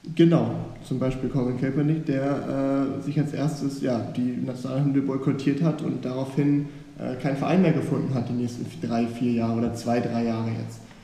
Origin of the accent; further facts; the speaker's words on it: Hamburg, Germany; bin in Hamburg aufgewachsen, in einer guten Gegend